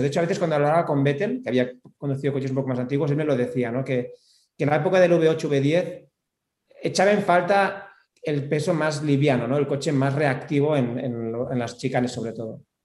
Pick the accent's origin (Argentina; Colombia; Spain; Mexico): Spain; aquí en España